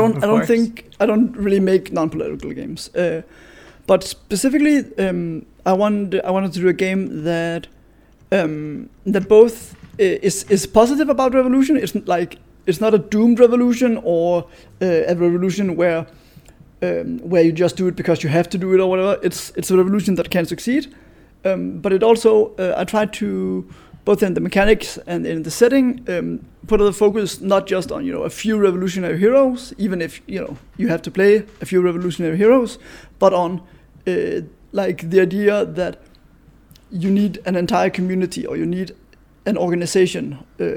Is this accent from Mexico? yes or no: no; Denmark; I'm from Denmark